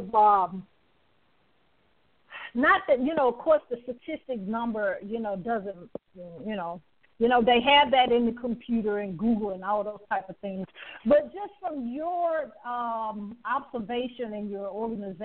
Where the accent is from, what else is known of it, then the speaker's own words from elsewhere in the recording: the South, United States; I'm from the South